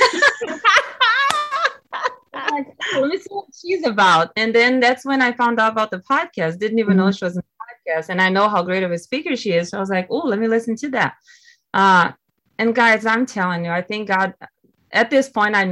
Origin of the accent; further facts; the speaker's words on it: Brazil; English is a second language; moved away as an adult; now in United States; I'm originally from Brazil. I've been here in the US now for almost 15 years